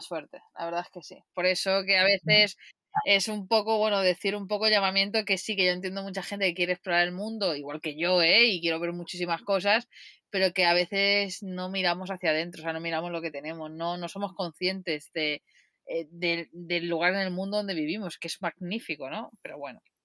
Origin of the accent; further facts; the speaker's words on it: Catalonia, Spain; soy de Cataluña